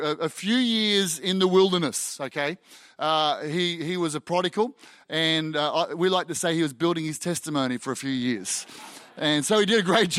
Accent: Australia; I'm an Aussie

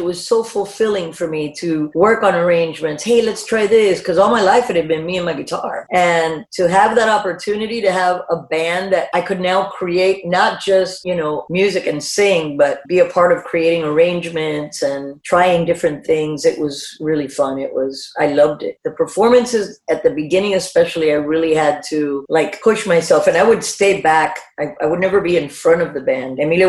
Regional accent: South Carolina, United States; That summer, my mom drags me to a wedding of one of my dad's army buddy's daughter that I grew up with in South Carolina.

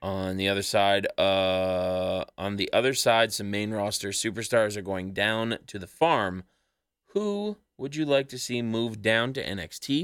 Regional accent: Canada; we're from Canada, and there was a really cold, really cold snap happening back home

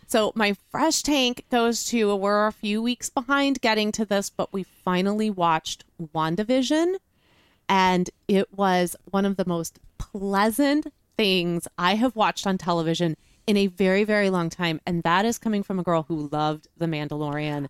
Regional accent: Chicago, Illinois, United States; now in Texas, United States; as a northerner, as a Midwesterner, to Midwest winter storms i-, at home in Chicago

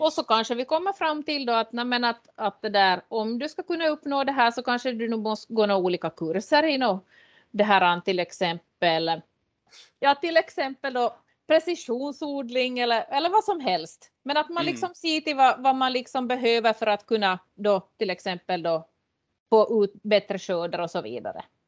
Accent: Lappfjärd, Ostrobothnia, Finland; jag är uppväxt i Lappfjärd och Härkmari

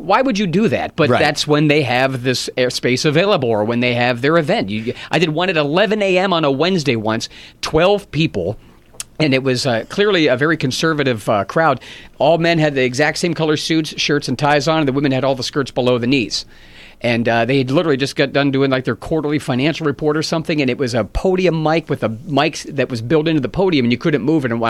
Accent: Pittsburgh, Pennsylvania, United States; It's been a while. I've done some corporate stuff there, but not the clubs. My hometown is great.

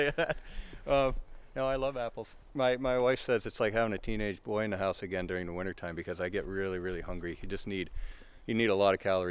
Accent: Western New York, United States; now in Middlebury, United States; I'm from Western New York originally

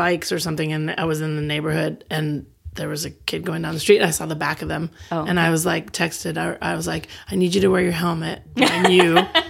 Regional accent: California, United States; I hail from California.

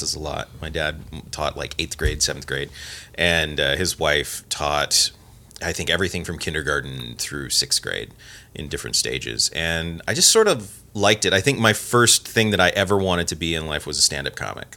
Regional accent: Porterville, California, United States; now in Missoula, United States; I grew up in a little town called Porterville in California.

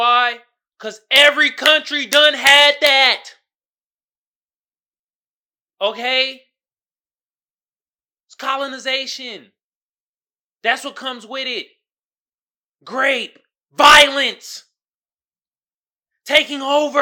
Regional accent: Atlanta, Georgia, United States; my grandparents, my parents, we all from Atlanta, Georgia

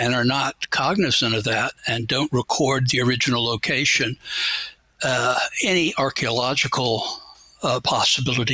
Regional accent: Atlanta, Georgia, United States; I grew up here in Atlanta, but I've lived out in the boondocks.

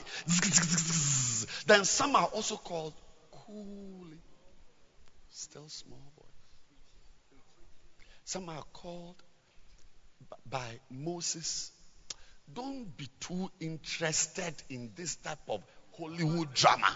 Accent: Ghana; we are all Ghanaians

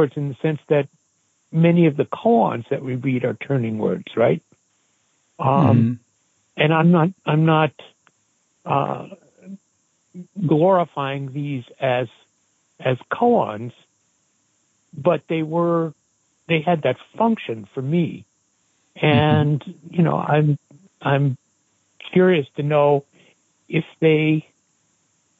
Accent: Great Neck, New York, United States; moved away as an adult; also born or lived in Brooklyn, New York; Spent my first couple of years in Brooklyn, and then we moved out to Great Neck on Long Island. And that's where I lived

